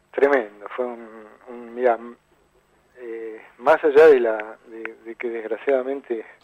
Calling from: Buenos Aires, Argentina; quiero mandarle a Mamá Rock un saludo desde Buenos Aires.

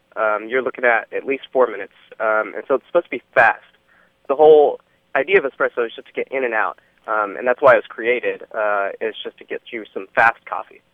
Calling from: Dallas, Texas, United States; I'm calling from Dallas

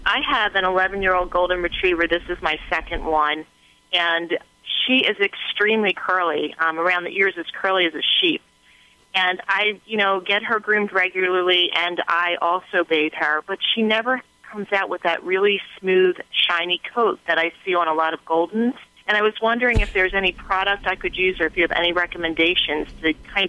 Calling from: Huntingdon Valley, Pennsylvania, United States; I'm calling from Huntington Valley, Pennsylvania, outside of Philadelphia.

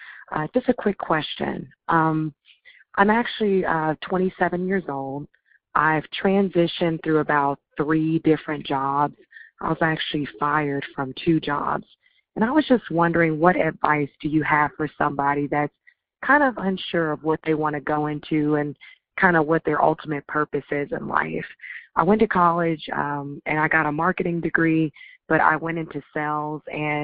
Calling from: Atlanta, Georgia, United States; I'm calling from Atlanta. I love your podcast, by the way. Hope you're safe and well during this time. Just a quick question. I'm actually 27 years old.

